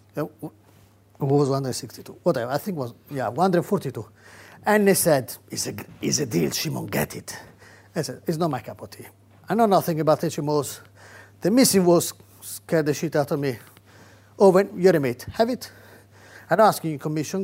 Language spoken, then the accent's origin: English; Rome, Lazio, Italy; now in United Kingdom; I come from Catholic Rome